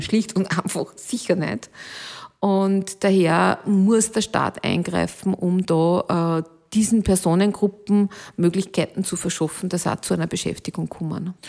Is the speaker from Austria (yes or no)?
yes; Alkoven, Upper Austria, Austria; meine Heimatgemeinde heißt Alkoven